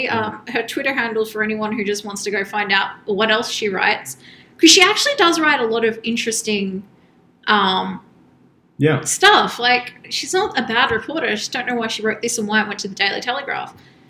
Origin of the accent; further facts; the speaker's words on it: Sydney, New South Wales, Australia; growing up in the Inner West